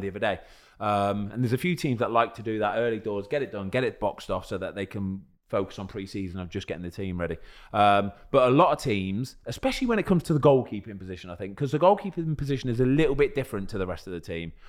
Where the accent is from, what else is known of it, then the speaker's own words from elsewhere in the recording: England, United Kingdom; I'm English